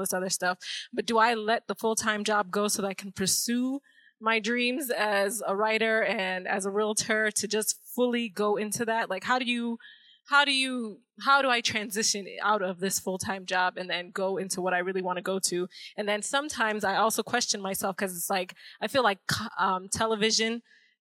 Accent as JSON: {"language": "English", "town": "Chicago", "region": "Illinois", "country": "United States", "said": "I am from Chicago, Illinois"}